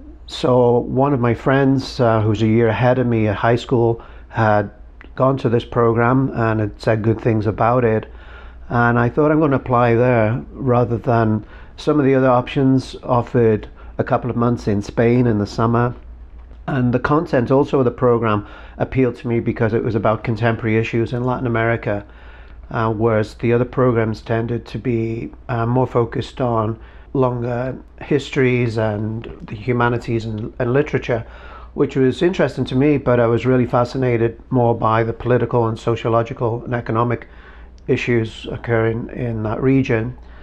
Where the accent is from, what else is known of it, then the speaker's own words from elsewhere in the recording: Liverpool, North West England, United Kingdom; moved away as an adult; also born or lived in Portsmouth / Mexico; now in New Mexico, United States; I am from Liverpool in the United Kingdom.